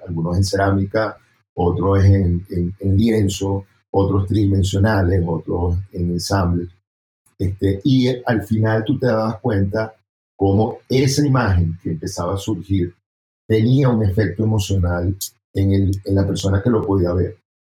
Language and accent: Spanish; Venezuela; moved away as an adult; now in Bogotá, Colombia; soy venezolano, salí de, del país hace ya 10 años, viviendo aquí en Bogotá.